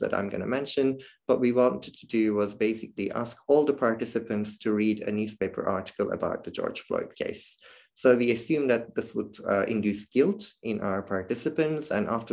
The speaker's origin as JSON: {"language": "English", "country": "Turkey", "moved": "yes", "lives_now": "Netherlands", "said": "I come from Turkey originally"}